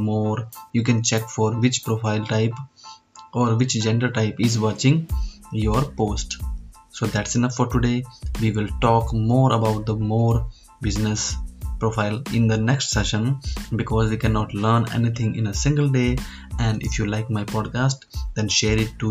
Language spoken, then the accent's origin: English; Hanumangarh, Rajasthan, India; I am from Hanumangarh, a small district of Rajasthan state in India.